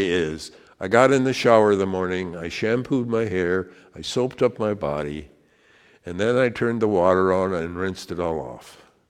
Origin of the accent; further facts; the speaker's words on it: Richland Center, Wisconsin, United States; born there; I was born in Richland Center, Wisconsin, to two parents